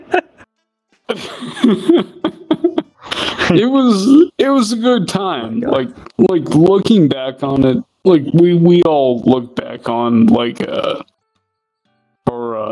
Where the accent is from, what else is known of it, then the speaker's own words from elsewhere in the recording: Ohio, United States; also born or lived in Oklahoma; I was born and raised in Ohio